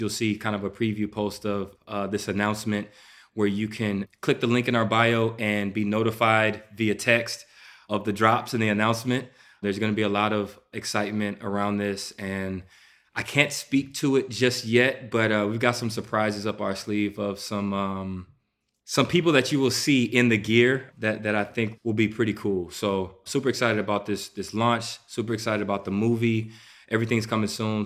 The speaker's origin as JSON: {"language": "English", "town": "Houston", "region": "Texas", "country": "United States", "tie": "born or raised there", "said": "I'm from Houston, Texas"}